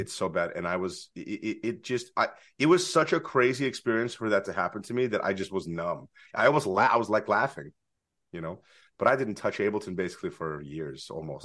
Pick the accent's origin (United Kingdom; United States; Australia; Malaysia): United States; San Francisco, California; moved away as an adult; also born or lived in Los Angeles; now in San Francisco, United States; When I was growing up in San Francisco